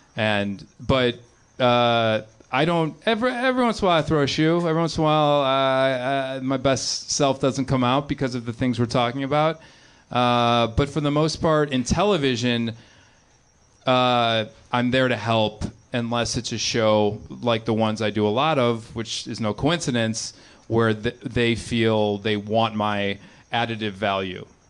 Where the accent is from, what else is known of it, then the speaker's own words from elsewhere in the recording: Chicago, Illinois, United States; I grew up in the suburbs of Chicago. I grew up in John Hughes country